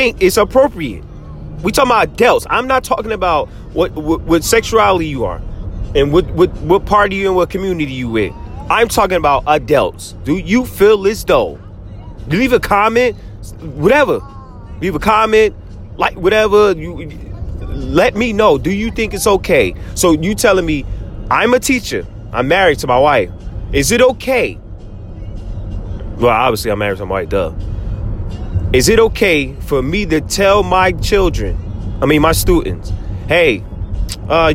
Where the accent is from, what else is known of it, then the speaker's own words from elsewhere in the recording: New Jersey, United States; I'm from Jersey. 1,000,000%, born and raised